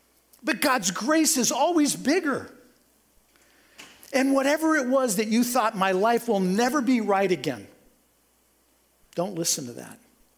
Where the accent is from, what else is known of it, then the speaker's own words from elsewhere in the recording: Topeka, Kansas, United States; my hometown, from Topeka, Kansas